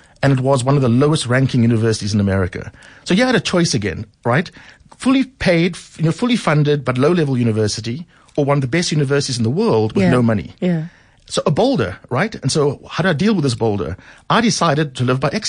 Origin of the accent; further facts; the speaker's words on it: Cape Town, Western Cape, South Africa; moved away; growing up in Mitchell's Plain, as you say, on the Cape Flats during apartheid